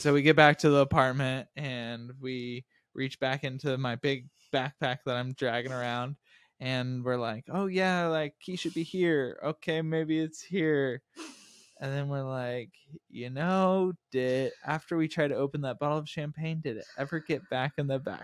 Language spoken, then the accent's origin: English; Texas, United States; we were from America and then from Texas